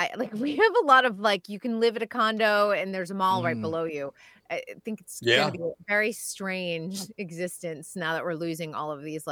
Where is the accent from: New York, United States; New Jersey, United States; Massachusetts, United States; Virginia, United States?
Massachusetts, United States; now in Los Angeles, United States; we had showcase cinemas when I grew up in Massachusetts.